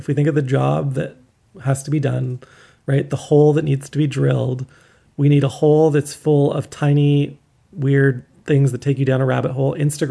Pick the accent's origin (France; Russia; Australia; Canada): Canada; as a Canadian